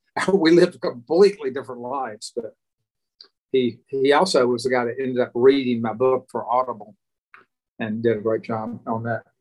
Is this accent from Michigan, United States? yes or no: no; Alabama, United States; they were kind of amazed that I was from Alabama and I was willing to go to New York City to sell fabric.